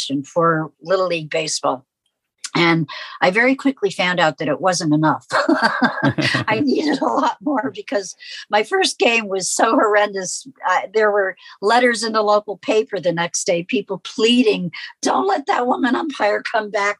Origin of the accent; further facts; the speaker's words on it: New York City, New York, United States; My twin sister and I grew up in New York City